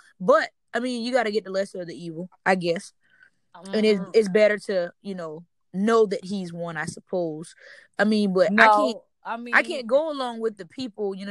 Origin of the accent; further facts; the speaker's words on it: United States; We as the American people